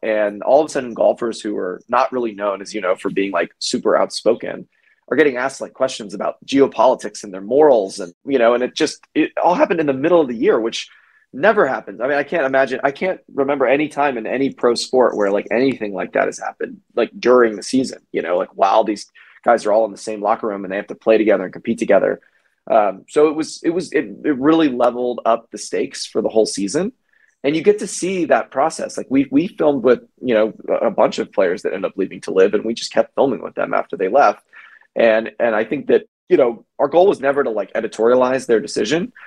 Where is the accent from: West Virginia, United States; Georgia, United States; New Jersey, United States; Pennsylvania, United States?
Georgia, United States; also born or lived in New York; now in Los Angeles, United States; I'm from Georgia